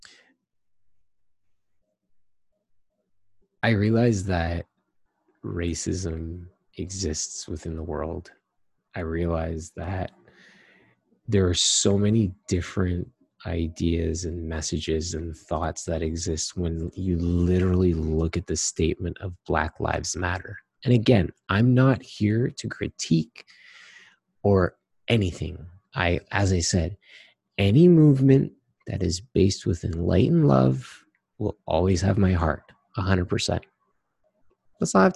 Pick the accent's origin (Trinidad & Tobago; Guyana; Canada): Trinidad & Tobago